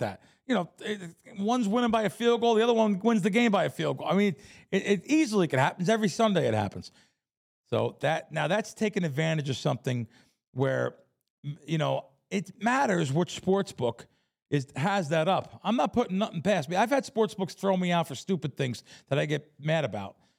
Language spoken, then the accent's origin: English; Jersey Shore, New Jersey, United States; also born or lived in The Bronx, New York; I grew up on the Jersey Shore